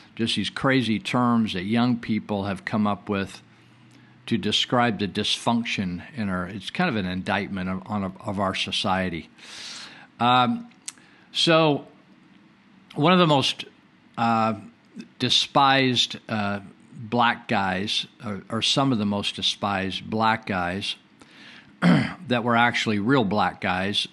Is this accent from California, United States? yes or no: yes; Northern California, United States; when I was growing up in Northern California